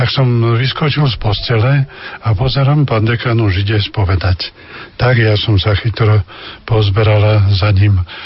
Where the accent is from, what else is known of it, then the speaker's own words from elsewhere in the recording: Spišské Vlachy, Košice Region, Slovakia; moved away as an adult; also born or lived in Levoča / Hnilec / Zázrivá / Tvrdošín; u nás vo Vlachov bol taký nepísaný zákon, že chlapec mohol ministrovať až keď bol na prvom svetom príjmaní, teda po druhej triede, tak aj ja som hneď začal ministrovať